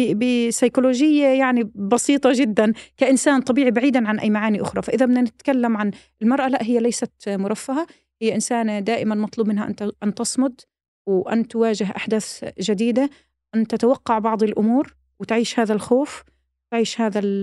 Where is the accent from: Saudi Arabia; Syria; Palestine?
Palestine; احنا كفلسطينيين